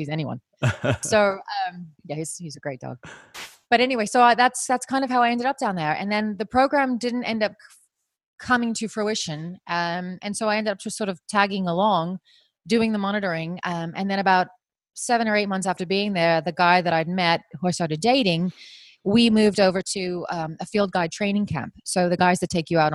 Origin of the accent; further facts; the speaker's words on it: New Jersey, United States; moved away as an adult; also born or lived in South Africa; I am from New Jersey originally